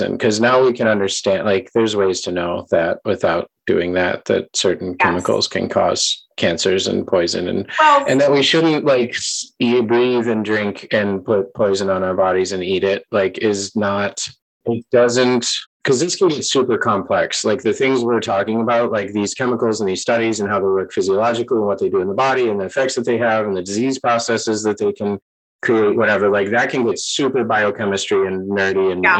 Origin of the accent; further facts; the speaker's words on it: United States; moved away as an adult; now in Italy; I'm from the States